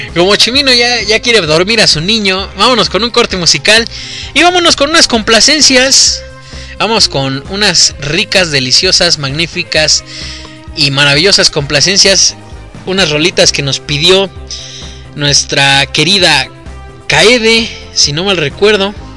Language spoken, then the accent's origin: Spanish; Mexico; aquí en México